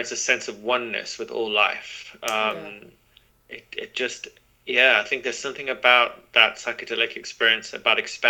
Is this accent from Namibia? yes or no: no; Zimbabwe; moved away; also born or lived in London, United Kingdom; growing up in Zimbabwe, which was a British colony